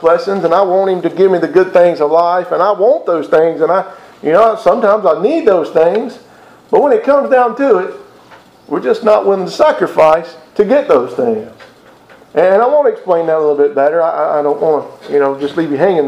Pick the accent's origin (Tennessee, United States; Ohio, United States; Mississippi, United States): Mississippi, United States; I'm from Mississippi